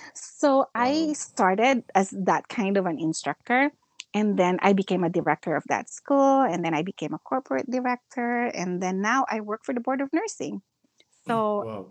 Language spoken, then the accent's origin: English; Philippines; first language Filipino; English is a second language; moved away as an adult; now in United States; Philippines. So, uh, Filipino